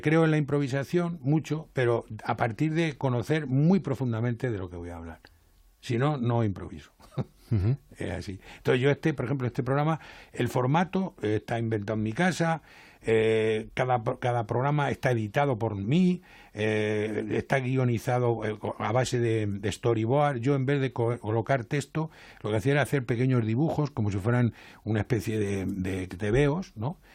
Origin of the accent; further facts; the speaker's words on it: Spain; moved away as an adult; also born or lived in Jerez; now in Madrid, Spain; yo soy castellano